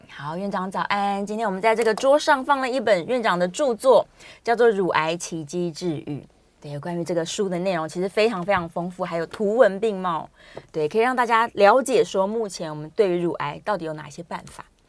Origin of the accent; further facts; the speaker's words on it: Taiwan; 我们台湾人怎么了呢